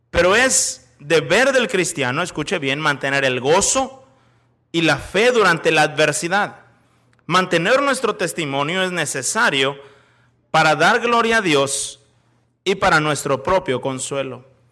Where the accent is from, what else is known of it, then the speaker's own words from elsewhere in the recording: Monterrey, Nuevo León, Mexico; also born or lived in Chicago, United States; now in Celaya, Mexico; Soy de Monterrey, en México.